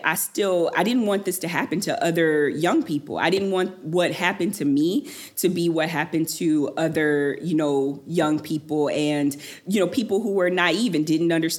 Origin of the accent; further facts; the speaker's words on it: Detroit, Michigan, United States; I'm from Detroit, and so music was always such a really, really big part of my life and growing up